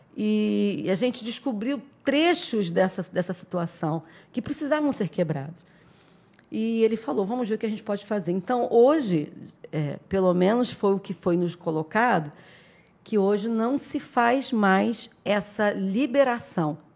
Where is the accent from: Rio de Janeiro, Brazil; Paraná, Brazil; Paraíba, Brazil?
Rio de Janeiro, Brazil; moved away as an adult; also born or lived in São Gonçalo; now in Araruama, Brazil; eu sou do Rio de Janeiro, sou carioca